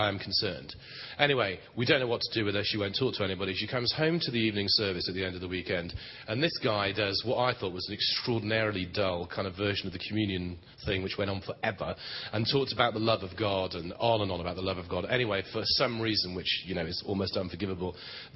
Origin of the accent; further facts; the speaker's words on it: England, United Kingdom; As English people go